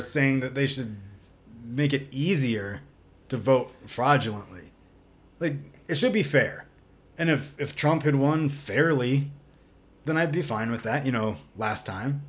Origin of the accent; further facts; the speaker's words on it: the South, United States; growing up in the South